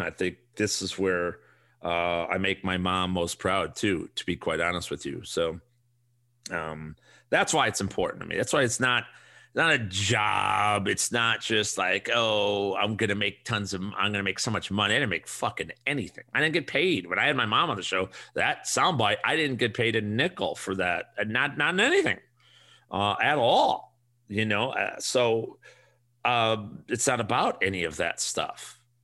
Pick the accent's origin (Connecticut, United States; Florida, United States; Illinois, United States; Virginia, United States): Illinois, United States; Chicago; we grew up on the South Side